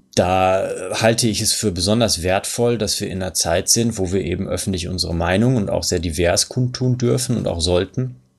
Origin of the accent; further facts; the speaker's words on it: Germany; bei uns in Deutschland